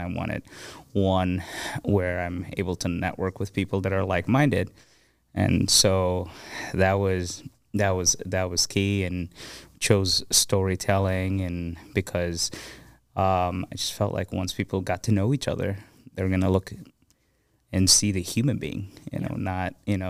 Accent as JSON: {"language": "English", "region": "Abu Dhabi", "country": "United Arab Emirates", "tie": "born or raised there", "said": "I grew up in Abu Dhabi, in the Emirates, and I grew up with people from over 200 nationalities, you know."}